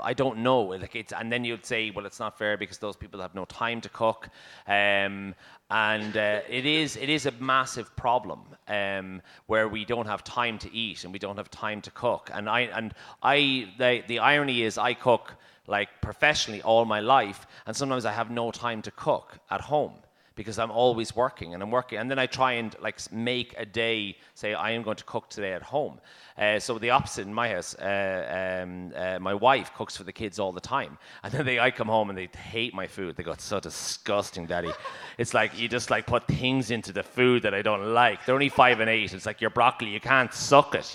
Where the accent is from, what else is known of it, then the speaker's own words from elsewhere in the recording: Ireland; as Irish people